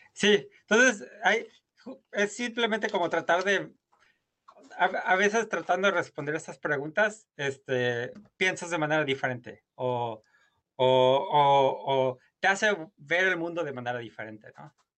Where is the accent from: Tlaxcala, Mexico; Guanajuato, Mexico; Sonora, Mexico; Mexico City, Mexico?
Guanajuato, Mexico; moved away as an adult; also born or lived in Europe / Harvard University, United States; crecí, soy originario de Guanajuato